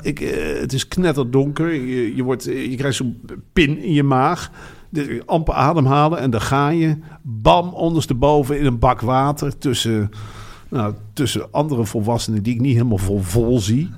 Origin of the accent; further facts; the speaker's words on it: Netherlands; En wij komen uit de provincie